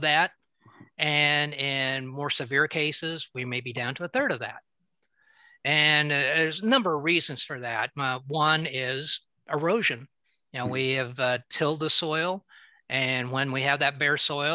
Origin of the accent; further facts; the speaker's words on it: Southern Mason County, Illinois, United States; where I grew up in Southern Mason County